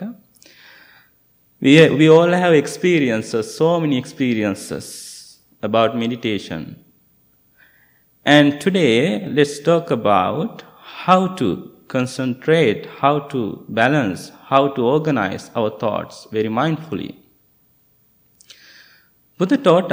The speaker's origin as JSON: {"language": "English", "country": "Sri Lanka", "moved": "yes", "said": "I'm from Sri Lanka."}